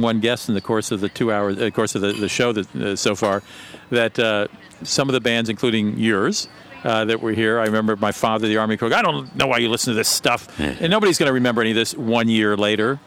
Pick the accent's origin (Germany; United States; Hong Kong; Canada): Germany; moved away; I grew up in Germany.